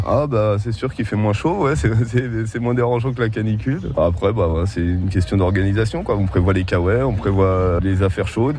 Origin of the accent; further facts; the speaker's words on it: Grenoble, Auvergne-Rhône-Alpes, France; chez nous, ça change. nous, on est entouré de montagnes